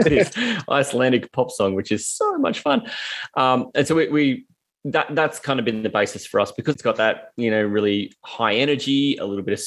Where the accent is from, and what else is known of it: Australia